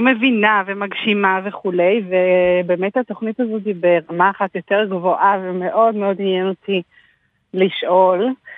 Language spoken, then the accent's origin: Hebrew; Israel; אני גם בת לעם היהודי, אני גם ישראלית